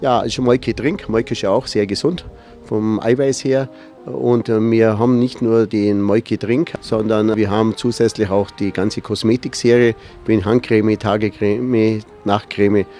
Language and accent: German; a village in the region near Rottenbuch, Bavaria, Germany; Man ist halt hier aufgewachsen im Dorf